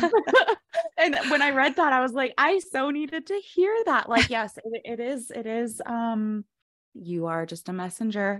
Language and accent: English; Fort Collins, Colorado, United States; also born or lived in Greeley, Colorado; Fort Collins in Greeley, Colorado, so I got my master's from University of Northern Colorado